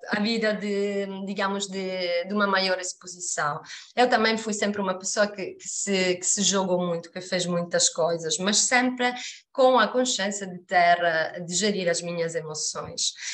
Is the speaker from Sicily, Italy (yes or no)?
yes; Sicily, Italy; Portuguese is a second language; moved away as an adult; also born or lived in Mozambique; now in Portugal; eu sou da Sicília